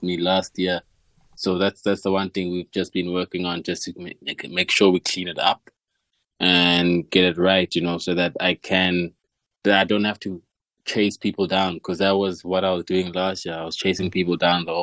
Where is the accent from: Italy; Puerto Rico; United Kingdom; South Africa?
South Africa; Tembisa, Gauteng; I grew up in Tama. It's Tama and Tembisa, and that's where, you know, life for me started